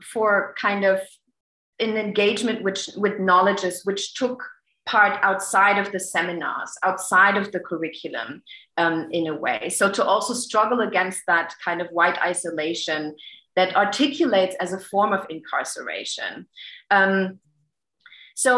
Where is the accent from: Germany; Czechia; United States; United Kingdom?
Germany; growing up in Germany